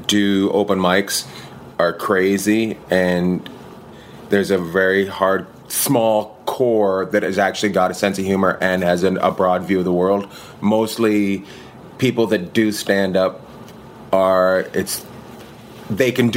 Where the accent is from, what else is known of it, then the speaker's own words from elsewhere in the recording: Canada; moved away; where I grew up in Canada is up near Alaska